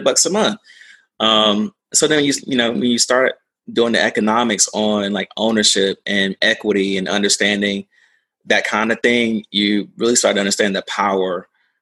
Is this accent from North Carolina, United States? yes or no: yes; Durham, North Carolina, United States; also born or lived in Greensboro, North Carolina; I grew up in North Carolina, you know, originally from Durham, small, medium-sized town